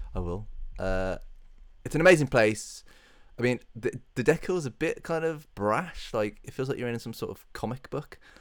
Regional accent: United Kingdom; I'd rather live in the U K because it's my hometown, uh, my home, uh, island

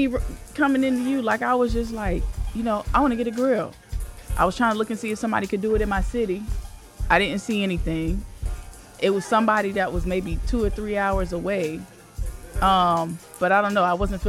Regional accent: the South, United States; I'm from the South

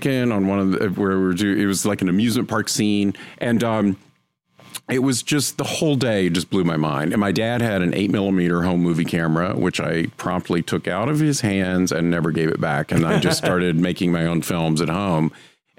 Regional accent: North Carolina, United States; My family, we grew up in North Carolina

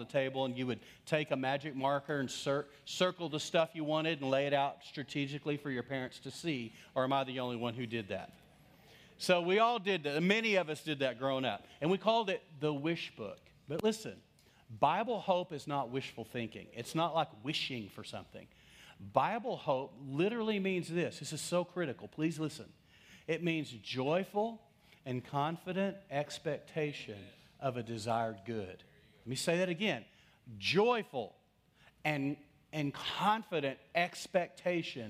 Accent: West Texas, United States; I grew up in West Texas

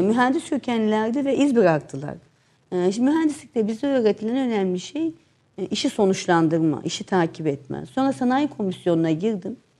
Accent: Gaziantep, Turkey; also born or lived in Istanbul; Antep evi. Antep evini girdiğiniz o taş zaman eski evet, e, içinde ninenin ve dedenin altta oturduğu, her bir e, oğlanın bir odasını paylaştığı, altta mutfağın olduğu, e, kuş evinin bile düşünüldüğü hayat dediğimiz bahçesi olan bir evde doğdum.

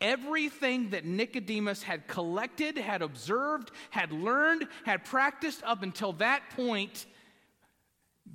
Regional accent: the South, United States; I grew up in the South around Southern Baptists

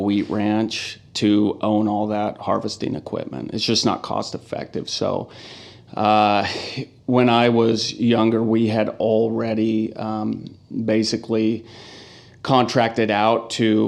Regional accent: Walla Walla, Washington, United States; also born or lived in Spokane, Washington; now in Portland, United States; born and raised in Walla Walla, Washington. So lived there until I went to college in Spokane Community College in 95

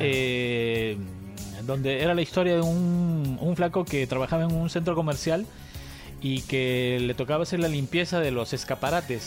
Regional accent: Cusco, Peru; yo nací en Cusco

